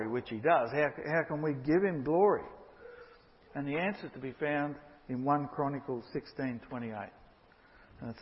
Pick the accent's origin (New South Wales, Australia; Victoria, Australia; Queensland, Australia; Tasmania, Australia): Queensland, Australia; Brisbane; I came from Brisbane initially